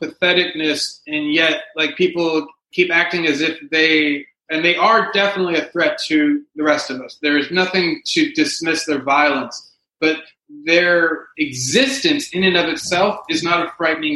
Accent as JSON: {"language": "English", "region": "the South", "country": "United States", "tie": "born or raised there", "moved": "yes", "lives_now": "Los Angeles, United States", "said": "I grew up in the South."}